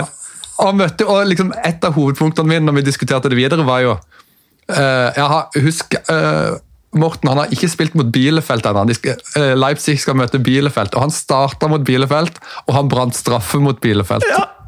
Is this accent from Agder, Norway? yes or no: yes; Mandal, Agder, Norway; jeg er jo fra Mandal